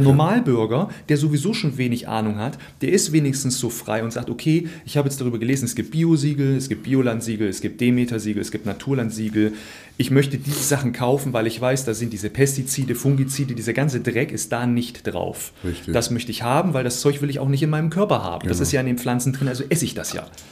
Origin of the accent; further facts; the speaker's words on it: Thuringia, Germany; moved away; ich komme ursprünglich aus Thüringen